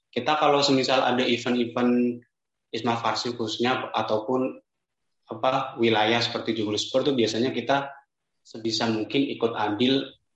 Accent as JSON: {"language": "Indonesian", "town": "Rembang", "region": "Central Java", "country": "Indonesia", "lives_now": "Semarang, Indonesia", "said": "Aku asalnya dari kota Rembang. Nah, bagi teman-teman yang nggak tahu Rembang itu di mana, Rembang tuh di daerah ujung timur utara tepatnya itu perbatasan langsung antara Jawa Tengah dan Jawa Timur."}